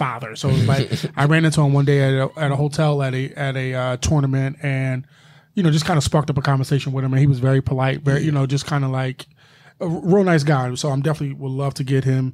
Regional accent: Philadelphia, Pennsylvania, United States; I'm from Philadelphia

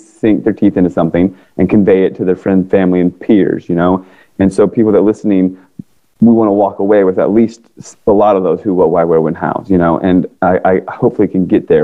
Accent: Northern Virginia, United States; also born or lived in Washington, D.C. area; now in California, United States; I grew up in Northern Virginia

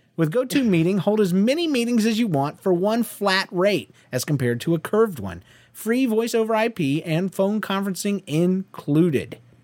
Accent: Georgia, United States; I'm from Georgia

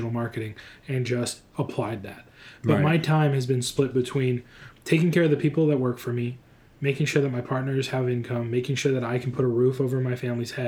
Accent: Midwest, United States; I'm from the Bible Belt. I'm from the Midwest

